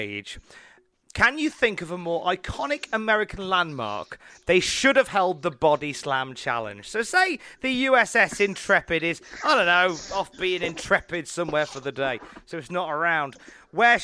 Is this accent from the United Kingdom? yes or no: yes; Birmingham / Worcester, West Midlands, United Kingdom; as a kind of Brummy cum Worcester folk, West Midlands versus East Midlands is a favourite rivalry of mine